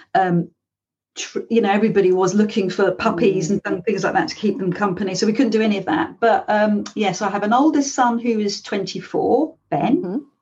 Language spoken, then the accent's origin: English; London, United Kingdom; now in Devon, United Kingdom; I live here, but I'm originally from London